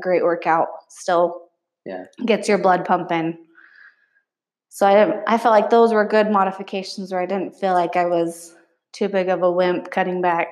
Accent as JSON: {"language": "English", "town": "Springville", "region": "Utah", "country": "United States", "tie": "born or raised there", "also_born_or_lived": "Spanish Fork, Utah", "said": "I grew up in Springville"}